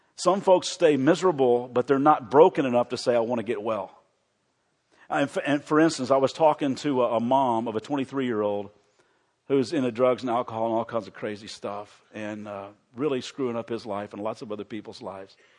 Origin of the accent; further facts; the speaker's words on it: Kentucky, United States; also born or lived in Chicago; I am from Kentucky